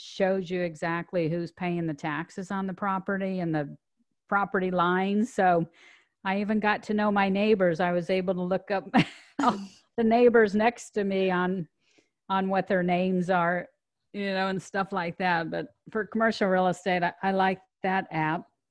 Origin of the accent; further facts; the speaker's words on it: Omaha, Nebraska, United States; moved away; I grew up in Omaha, Nebraska